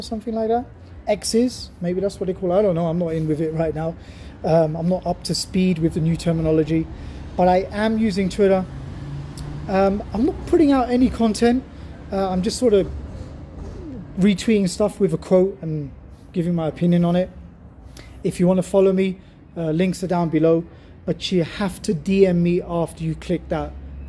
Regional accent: Germany; my home country, Germany

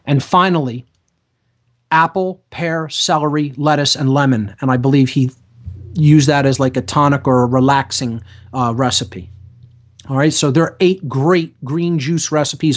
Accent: Philadelphia, Pennsylvania, United States; I'm an Italian from South Philadelphia

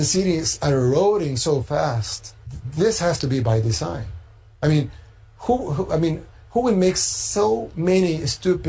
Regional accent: El Salvador

